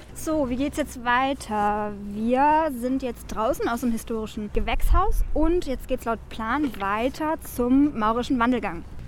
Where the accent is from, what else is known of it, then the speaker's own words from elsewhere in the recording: Stuttgart area, Baden-Württemberg, Germany; wir sind ja aus dem Raum Stuttgart